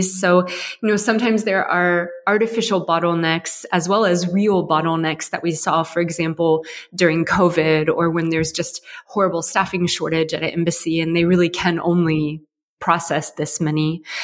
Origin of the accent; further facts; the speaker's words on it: Ohio, United States; moved away as an adult; now in Berlin, Germany; I come from Ohio in the U.S.